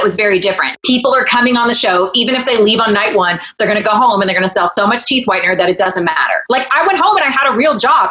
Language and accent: English; Newnan, Georgia, United States; I sold real estate in my hometown of Newnan, Georgia